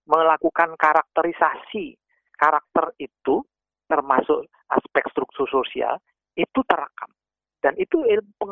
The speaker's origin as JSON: {"language": "Indonesian", "region": "Java", "country": "Indonesia", "said": "saya ambil saja Jawa saya sebagai orang Jawa"}